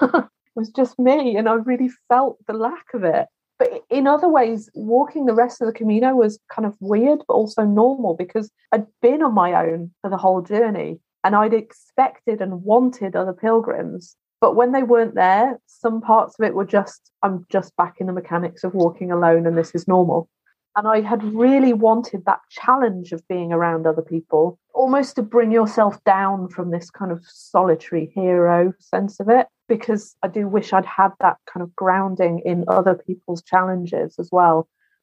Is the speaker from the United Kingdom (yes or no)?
yes; Wales, United Kingdom; born there; I was born in Wales, my country of Britain. Yeah. Sometimes I split myself. I am neither Welsh nor English, really.